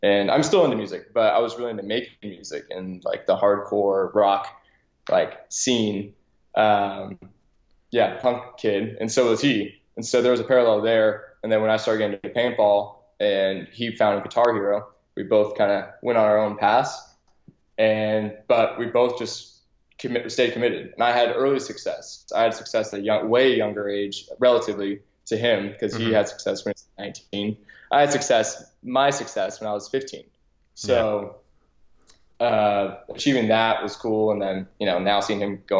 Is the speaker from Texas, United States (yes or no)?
yes; Dallas, Texas, United States; moved away as an adult; also born or lived in La Jolla, California; I was born in La Jolla, California, and I grew up there for a little bit until I was about 8, and then moved to my mom and dad got relocated, moved to Dallas and grew up there, started playing paintball there. So that's where I'm from. I come from Texas